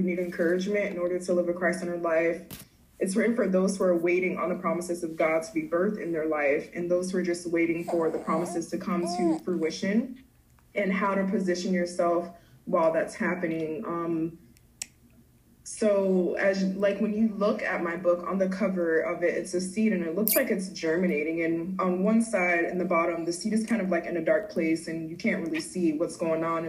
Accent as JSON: {"language": "English", "town": "Hollywood", "region": "Florida", "country": "United States", "tie": "born or raised there", "also_born_or_lived": "Miami, Florida / Fort Myers, Florida", "said": "I'm originally from Miami, Florida. I grew up in Hollywood, Florida."}